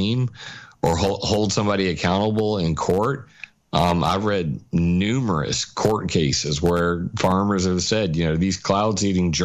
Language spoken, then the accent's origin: English; Sumter, South Carolina, United States; here in my hometown of Sumter, South Carolina